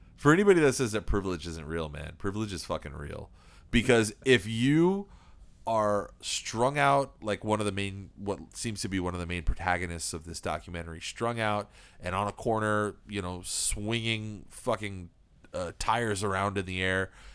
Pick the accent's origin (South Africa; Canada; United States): United States; East Coast; we were raised in the East Coast